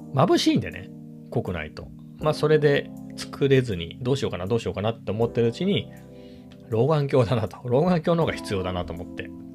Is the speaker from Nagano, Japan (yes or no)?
no; Ibaraki, Japan; 僕茨城なんですけど実家が